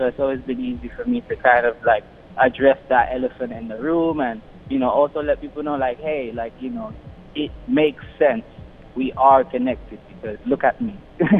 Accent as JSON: {"language": "English", "region": "London", "country": "United Kingdom", "tie": "born or raised there", "also_born_or_lived": "Caribbean / United States", "said": "I grew up in London. I also grew up in the Caribbean. I also lived in America for a while, too."}